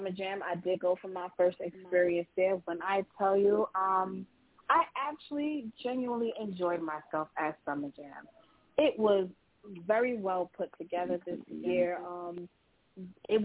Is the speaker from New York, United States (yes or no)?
yes; New York, United States; I'm from New York